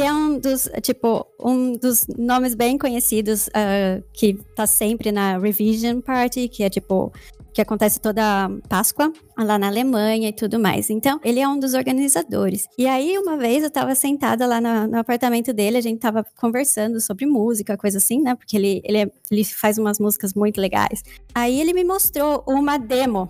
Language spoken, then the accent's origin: Portuguese; São Paulo, Brazil; first language Portuguese; moved away as an adult; also born or lived in Jundiaí / Curitiba / Germany; now in United States; eu sou nascida e criada em São Paulo